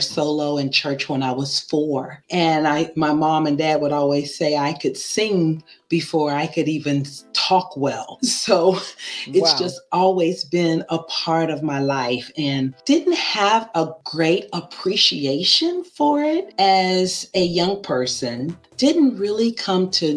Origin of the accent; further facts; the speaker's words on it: Oklahoma City, Oklahoma, United States; now in Melbourne, Florida, United States; I'm originally from Oklahoma City, Oklahoma, but I live in Melbourne, Florida by way of military